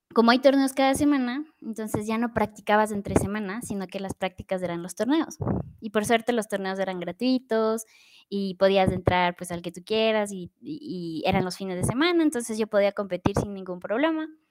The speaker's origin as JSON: {"language": "Spanish", "country": "Ecuador", "said": "soy ecuatoriana"}